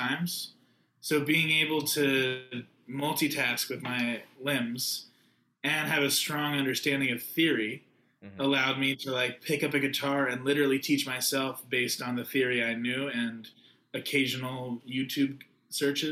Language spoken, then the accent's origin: English; Newton, Massachusetts, United States; moved away as an adult; now in New York, United States; my roots are definitely deeply rooted in Newton, Massachusetts